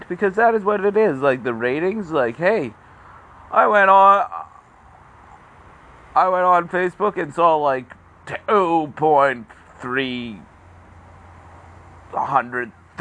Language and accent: English; Canada; as a Canadian